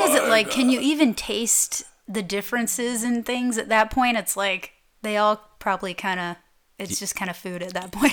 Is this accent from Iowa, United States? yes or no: no; Atlanta, Georgia, United States; moved away as an adult; that's my hometown